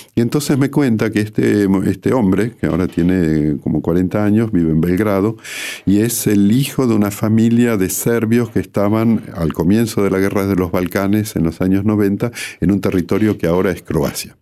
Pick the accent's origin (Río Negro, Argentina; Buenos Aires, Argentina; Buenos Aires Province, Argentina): Río Negro, Argentina; Bariloche; moved away as an adult; now in Paris, France; yo crecí en Bariloche desde los 10 años de edad hasta los 27, que fue cuando me fui a estudiar a, Francia y luego me quedé hasta el día de hoy.